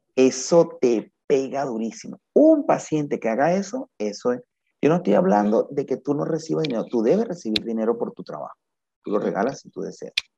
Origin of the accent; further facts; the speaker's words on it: Venezuela; moved away as an adult; desde que yo terminé hasta que yo salí de Venezuela